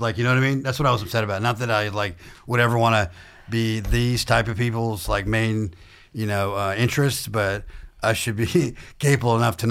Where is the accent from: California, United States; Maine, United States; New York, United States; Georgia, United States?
Georgia, United States; Warm Springs; also born or lived in Baghdad, Iraq; so I was born in Baghdad, Iraq to Catholic parents, but I grew up in south middle Georgia in a town called Warm Springs, Georgia, a town of 500 people where I grew up on a farm.